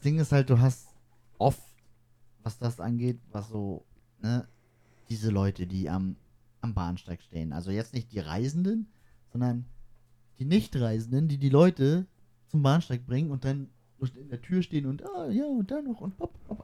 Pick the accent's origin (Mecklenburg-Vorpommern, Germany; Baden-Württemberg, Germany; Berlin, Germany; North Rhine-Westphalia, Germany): Mecklenburg-Vorpommern, Germany; wir kommen aus Mecklenburg-Vorpommern